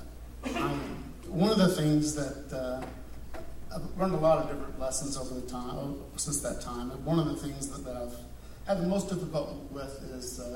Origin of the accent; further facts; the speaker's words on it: Beaumont area, Texas, United States; moved away as an adult; also born or lived in Houston, Texas; now in Georgia, United States; I grew up in Texas, and I was going to church in a small town, in the Beaumont area